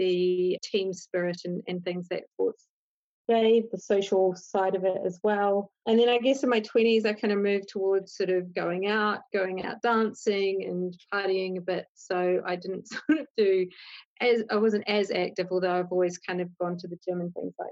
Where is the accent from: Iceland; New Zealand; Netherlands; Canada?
New Zealand; moved away as an adult; now in London, United Kingdom; I'm from New Zealand originally. I lived in the UK for about 15, 16 years. I live with my husband in London